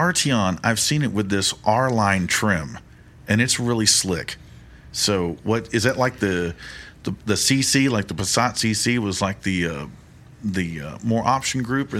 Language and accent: English; Mission, Texas, United States; I'm a Mission boy